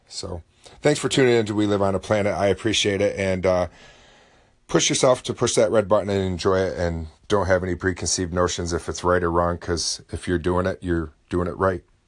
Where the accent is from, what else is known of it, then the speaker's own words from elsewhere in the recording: Oswego, New York, United States; Syracuse is about forty-five minutes away from my hometown.